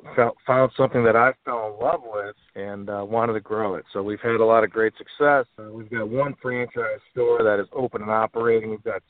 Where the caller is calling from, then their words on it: Chicago, Illinois, United States; I'm in Chicago today.